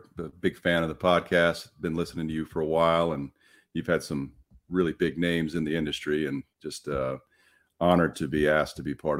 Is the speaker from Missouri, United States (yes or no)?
no; Virginia, United States; I grew up in Fairfax County and admired that department.